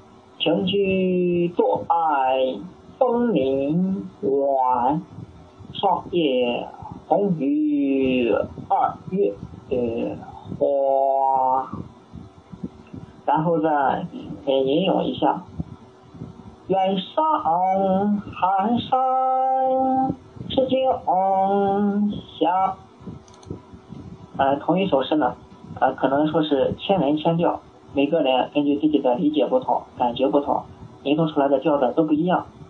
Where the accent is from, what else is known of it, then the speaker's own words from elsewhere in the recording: Weifang, Shandong, China; 我老家是潍坊，潍坊下面一个县城是临朐。